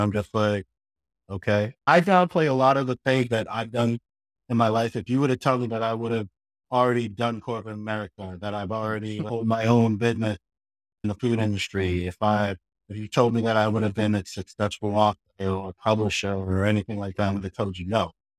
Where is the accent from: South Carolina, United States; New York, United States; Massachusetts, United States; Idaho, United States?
Massachusetts, United States; Boston; And then I ended up coming back up to Boston where I grew up in Mattapan. I had to give you a shout out, Mattapan in Boston.